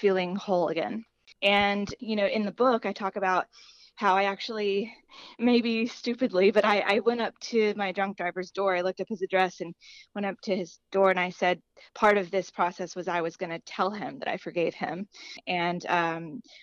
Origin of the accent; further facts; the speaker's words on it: Chattanooga, Tennessee, United States; now in Tampa, United States; I am originally from Chattanooga, Tennessee